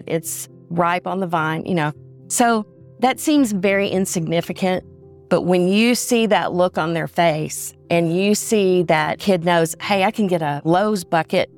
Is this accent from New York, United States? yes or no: no; Little Rock, Arkansas, United States; I was born in Little Rock with a silver spoon in my mouth. I grew up in a very affluent neighborhood